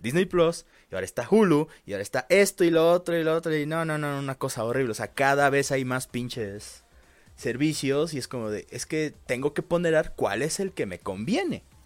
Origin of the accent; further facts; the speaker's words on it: Veracruz, Mexico; moved away; también en Veracruz, este, también fue más o menos lo mismo. Por ejemplo, en mi pueblo, es un lugar muy pequeño de por sí